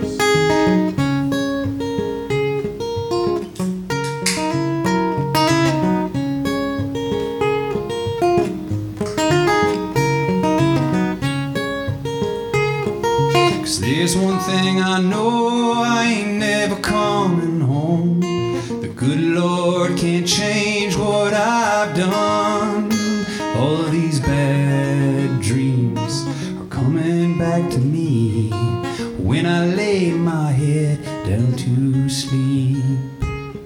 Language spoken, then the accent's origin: English; Sangamon River area, Illinois, United States; moved away; the Sangamon River, which is a river, it's by my hometown